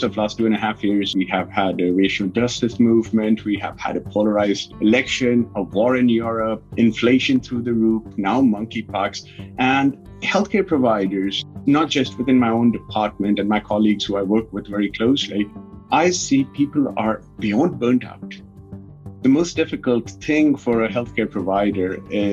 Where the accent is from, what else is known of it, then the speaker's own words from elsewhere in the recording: North India, India; moved away as an adult; also born or lived in United Kingdom / Ukraine / East Coast, United States; now in Stockton, United States; I was born and raised in India